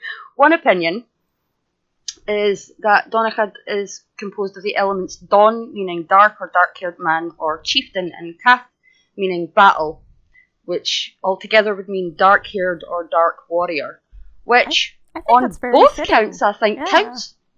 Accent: Scotland, United Kingdom; I'm Scottish.

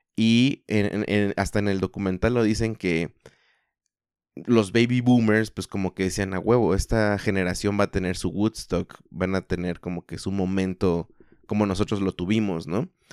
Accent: Mexico; somos todos mexicanos

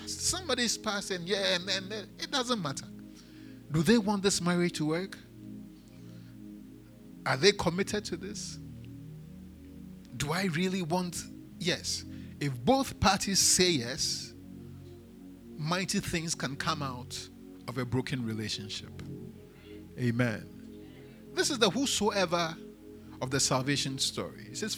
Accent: Elmina, Central Region, Ghana; born there; English is a second language; I was born in Elmina.

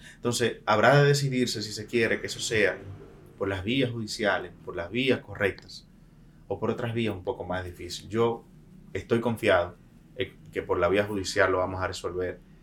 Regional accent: Dominican Republic; como un dominicano cualquiera

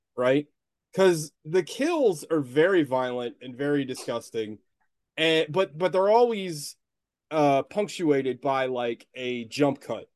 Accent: United States; as an American

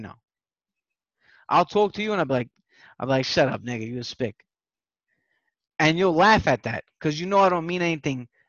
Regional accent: New York City, New York, United States; I'm from the Bronx

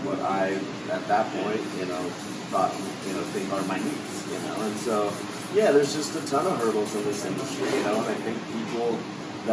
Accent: Redding, California, United States; moved away as an adult; I'd moved away from my hometown, which is Redding, California, far up north, and I moved down here

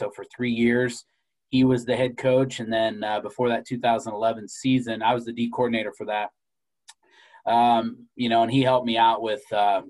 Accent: New Boston, Illinois, United States; Yeah, so I'm from a small town, New Boston, Illinois, in West Central Illinois.

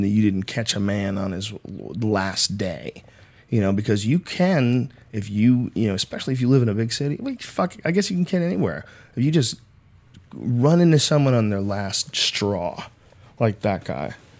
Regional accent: Newton, Massachusetts, United States; also born or lived in Jamaica Plain, Boston; I grew up in Newton, in Newton, uh, Upper Falls

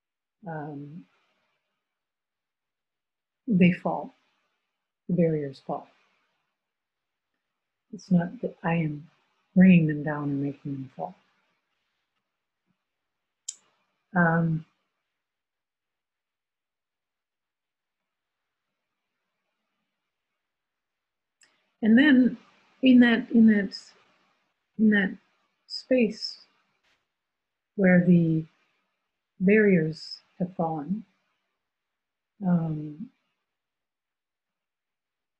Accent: United States; now in France; I am American and live in France

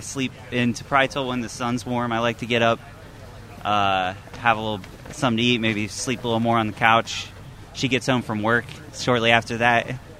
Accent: Ellwood City, Pennsylvania, United States; Yeah, when I'd leave town, and if I met anybody, I'd tell them that I'm from Pittsburgh, you know.

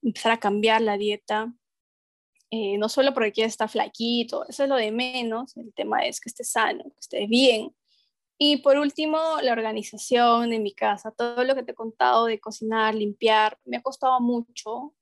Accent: Huancayo, Junín, Peru; moved away; veníamos de una familia grandota en, mi Huancayo, que es mi tierra natal

